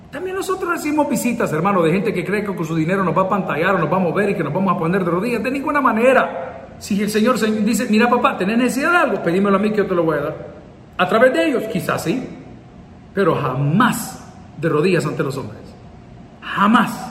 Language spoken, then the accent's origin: Spanish; San Salvador, El Salvador; born there; Soy indio, soy salvadoreño, 100%. Nacimos aquí en San Salvador, en el Hospital Ginecológico, el 22 de enero de 1969, a la 1.05 de la mañana.